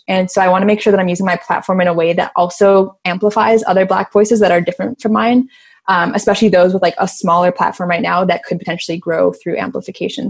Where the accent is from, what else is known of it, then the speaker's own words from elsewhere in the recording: Chicago, Illinois, United States; I'm from Chicago